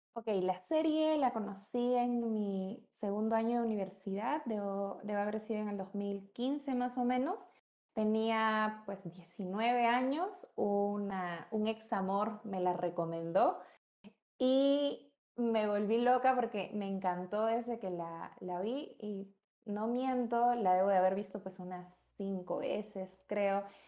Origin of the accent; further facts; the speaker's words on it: Peru; soy psicóloga, tengo 24 años, soy peruana